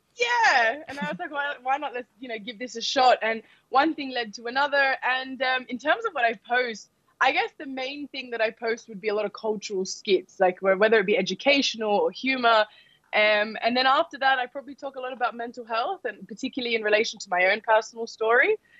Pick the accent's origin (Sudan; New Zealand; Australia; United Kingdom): Australia; I'm born in Australia